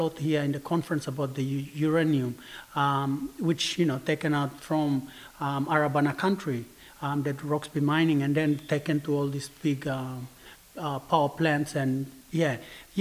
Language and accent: English; West Papua, Indonesia; people like us, West Papuans